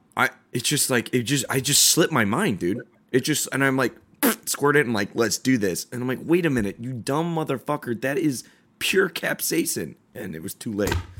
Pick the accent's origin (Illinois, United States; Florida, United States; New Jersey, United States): Illinois, United States; Chicago; moved away as an adult; now in Orange County, United States; I am born and raised in Chicago, been in O C for about four years